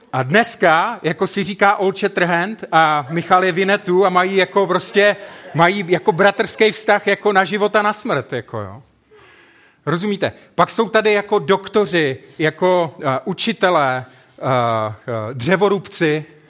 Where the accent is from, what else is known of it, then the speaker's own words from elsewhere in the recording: South Moravian Region, Czechia; also born or lived in Brno; now in Ostrava, Czech Republic; Já jsem vyrůstal kousek na Jižní Moravě.